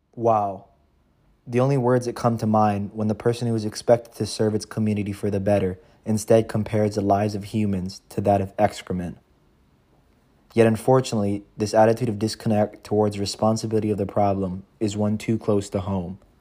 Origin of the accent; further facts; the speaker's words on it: Kailua-Kona, Hawaii, United States; now in Los Angeles, United States; my hometown of Kailua-Kona consists of barely fifteen thousand people